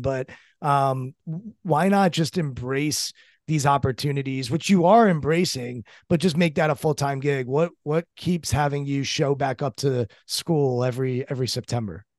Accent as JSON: {"language": "English", "region": "Maryland", "country": "United States", "said": "I'm from Maryland."}